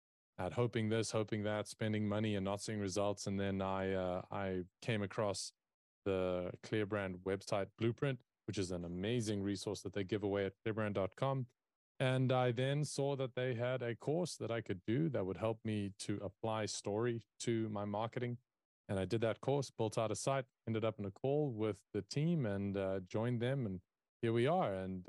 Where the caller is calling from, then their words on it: South Africa; And as a South African, that is where I'm calling in from. So we're a global team. I work from South Africa.